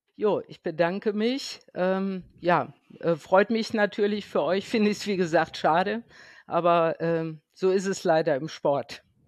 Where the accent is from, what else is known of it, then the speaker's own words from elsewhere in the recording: Bonn, North Rhine-Westphalia, Germany; ich bin ja hier aus dem Rheinland, ich wohne in Bonn